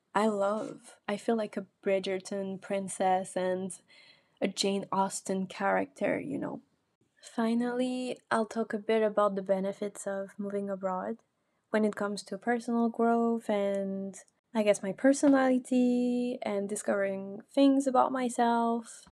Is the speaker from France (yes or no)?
yes; Biarritz, Nouvelle-Aquitaine, France; first language French; English is a second language; moved away as an adult; also born or lived in Parisian region, France / Bordeaux, France / Australia; now in Dublin, Ireland; we moved as a family to the south of France in Biarritz, and I spent, um, almost all my school years there